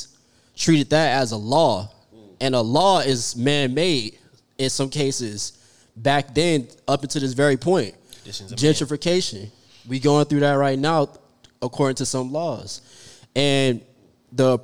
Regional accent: Orlando, Florida, United States; moved away as an adult; now in Dallas, United States; I'm originally from Orlando

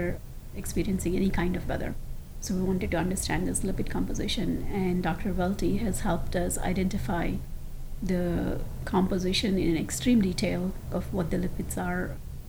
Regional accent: India; moved away; I grew up in India with my grandparents for 17 years

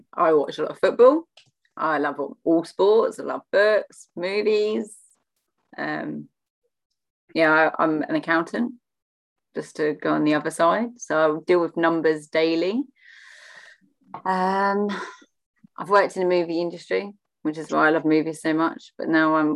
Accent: Watford, East of England, United Kingdom; now in Dover, United Kingdom; I'm originally from Watford

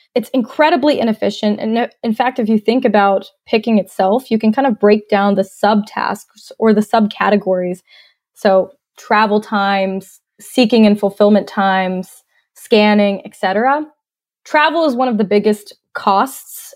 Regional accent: Cumming, Georgia, United States; moved away as an adult; also born or lived in Australia / Atlanta, Georgia; now in Northwest Arkansas, United States; I was actually born in Australia, and I grew up in North Georgia, just north of Atlanta in a little town called Cumming, Georgia

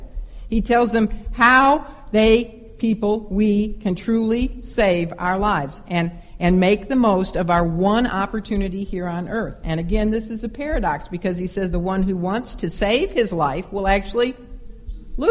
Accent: Chicago, Illinois, United States; I am from Chicago

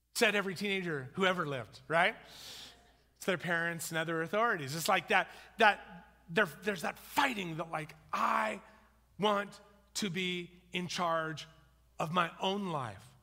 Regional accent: United States; also born or lived in New Zealand; I'm an American

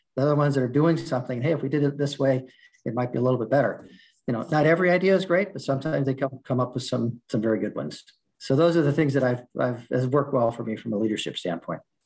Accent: Southern California, United States; moved away as an adult; now in Midwest, United States; I'm from Southern California. That's I, I lived there up until last year, my whole life

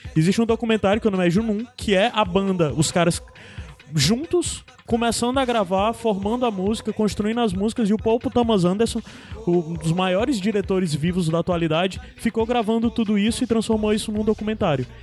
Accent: Brazil; A gente é brasileiro, a gente tem as raízes africanas

